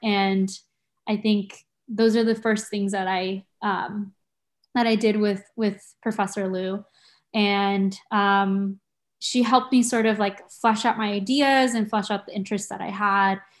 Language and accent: English; San Diego, California, United States; moved away as an adult; also born or lived in Tokyo, Japan; now in Santa Cruz, United States; I grew up in San Diego